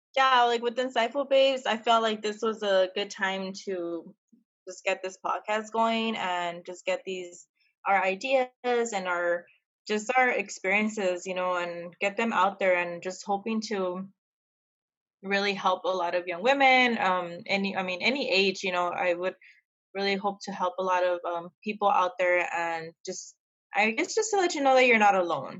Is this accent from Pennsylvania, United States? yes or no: no; El Paso, Texas, United States; now in San Diego, United States; I'm from El Paso, Texas. I'm currently living here in San Diego, California